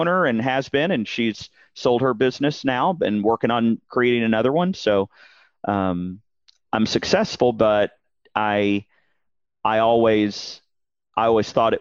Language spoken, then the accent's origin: English; Dallas, Texas, United States; born and raised in Dallas-Fort Worth, heart of Texas